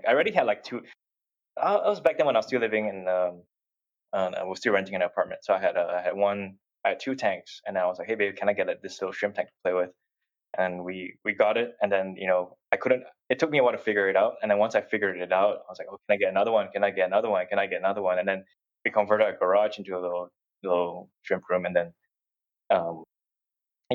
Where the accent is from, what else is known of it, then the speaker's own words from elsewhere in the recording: Singapore; moved away; I grew up in Singapore.